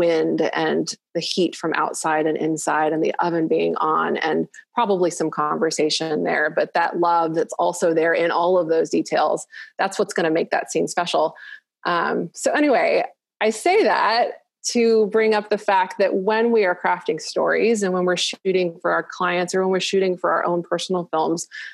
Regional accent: Malaysia; I grew up in Malaysia and we didn't have air conditioning in the houses.

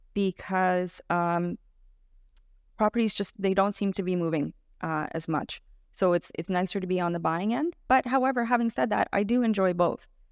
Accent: Toronto, Ontario, Canada; I was born and raised in Etobicoke

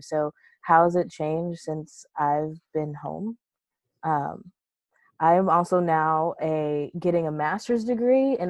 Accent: Charleston, South Carolina, United States; I'm from South Carolina originally. I was born and raised in Charleston

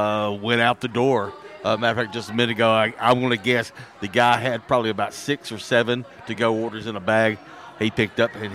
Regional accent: Sweden; English is a second language; I'm from Sweden.

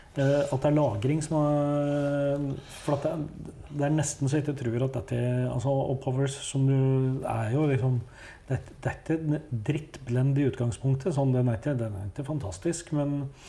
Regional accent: Hedmark, Innlandet, Norway; jeg kommer jo fra Hedmark

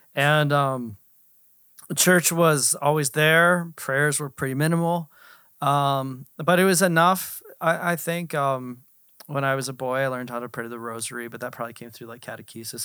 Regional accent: Altoona, Pennsylvania, United States; I was born in Altoona, Pennsylvania. Altoona is known for, um, the railroad

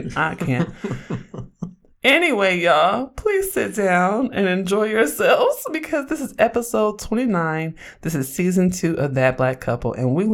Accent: Oakland, California, United States; I grew up in Oakland, California.

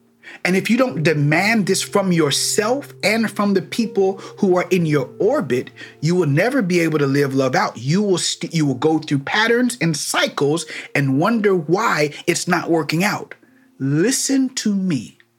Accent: Missouri, United States; But me, I'm from Missouri. I'm from the show me state.

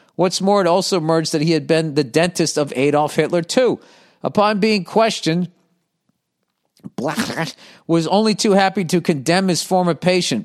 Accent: United States; as an American

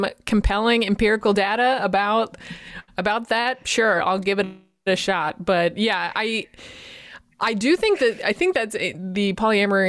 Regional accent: Boston, Massachusetts, United States; I'm from Boston. That's my culture.

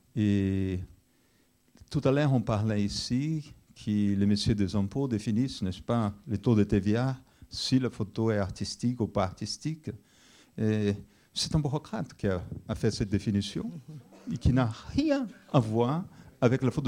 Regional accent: Brazil; now in France; je suis brésilien d'origine brésilienne

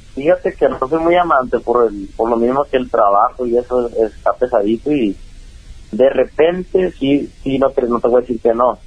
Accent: Mexico; acá ando en, en México, mi tierra

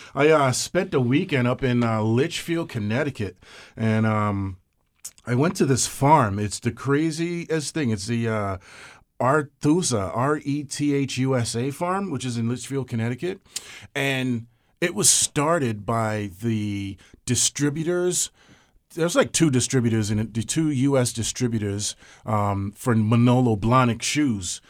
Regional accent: Georgetown, Guyana; also born or lived in Brooklyn, New York; now in United States; I'm a hundred percent West Indian. I'm Guyanese

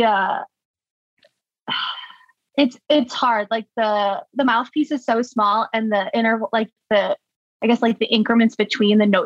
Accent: Orland Park, Illinois, United States; I grew up in Orland Park. In the southwest suburbs, so not technically Chicago

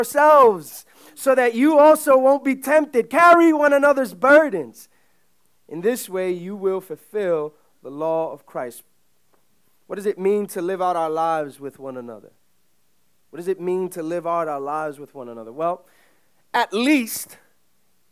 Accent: New York City, New York, United States; My parents are both immigrants from the Dominican Republic. They came in the late 70s. I grew up in Uptown

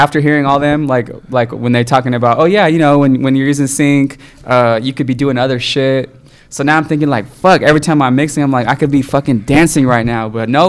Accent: San Francisco Bay Area, California, United States; we're from the Bay.

